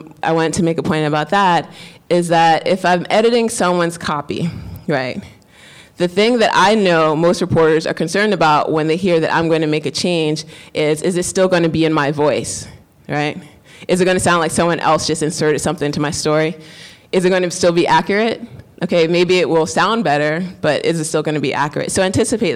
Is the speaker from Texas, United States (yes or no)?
no; New York, United States; I'm Black, I'm also a woman, I'm also from the Bronx